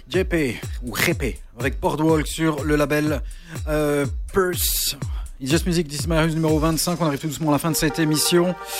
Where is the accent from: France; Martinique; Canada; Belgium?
Belgium; Charleroi, Wallonia; nous sommes de Charleroi